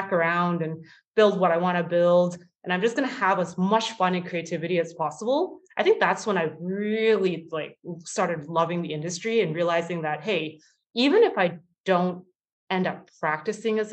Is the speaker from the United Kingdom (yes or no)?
no; Waterloo, Ontario, Canada; I was so excited in high school to actually go to Waterloo, even though it was my hometown.